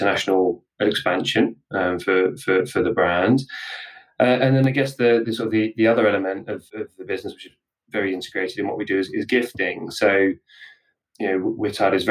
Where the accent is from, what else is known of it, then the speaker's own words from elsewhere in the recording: Portsmouth, South East England, United Kingdom; I'm actually from Portsmouth